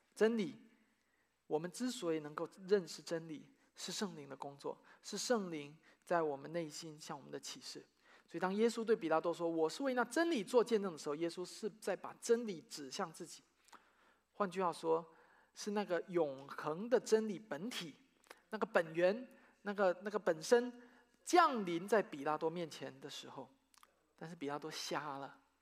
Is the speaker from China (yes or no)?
yes; China; now in United States; 大陆的，我的家乡的教会